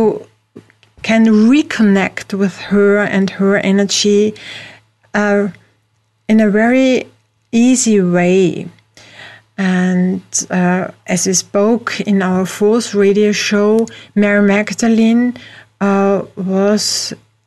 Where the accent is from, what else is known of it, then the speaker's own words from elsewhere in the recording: Austria; I'm from Europe, from Austria, but with a very close emotional connection to the USA